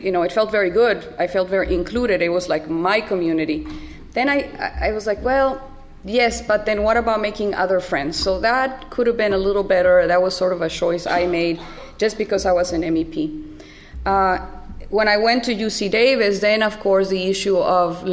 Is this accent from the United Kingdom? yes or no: no; Tijuana, Baja California, Mexico; moved away as an adult; now in San Diego, United States; I was born and raised in Tijuana, right across the border